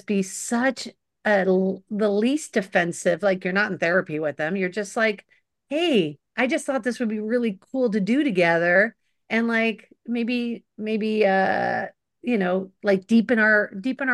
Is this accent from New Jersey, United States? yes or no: no; Los Angeles, California, United States; I was doing it from Sherman Oaks at my mom, you know, at my childhood home.